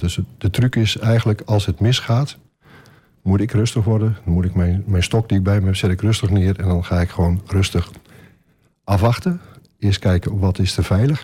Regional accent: Groningen, Netherlands; now in Almelo, Netherlands; Ik ben geboren in Groningen eh, op een boerderij

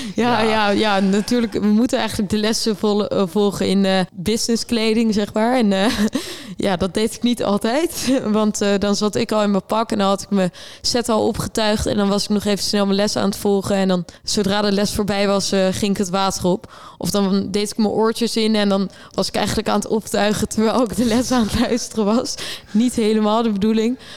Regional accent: Rotterdam, South Holland, Netherlands; ik kom uit Rotterdam

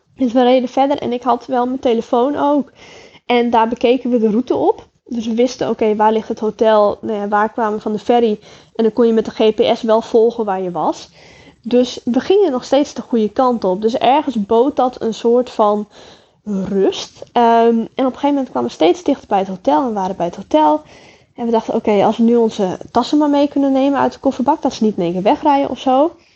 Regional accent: Netherlands; uit Holland

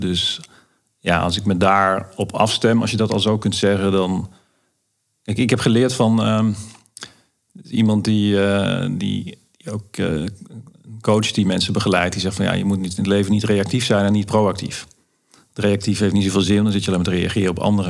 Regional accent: Limburg, Netherlands; de dorpskapsalon in uh, waar ik vandaan kom in Limburg

